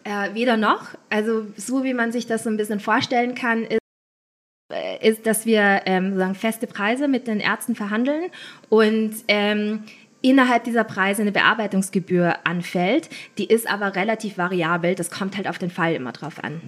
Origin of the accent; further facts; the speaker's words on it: Linz, Upper Austria, Austria; moved away as an adult; also born or lived in Vienna; Ich bin eigentlich Österreicherin aus Linz